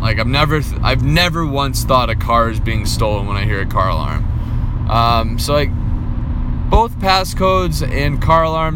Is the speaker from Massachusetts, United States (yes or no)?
yes; Boston, Massachusetts, United States; growing up in Boston, an Irish Catholic family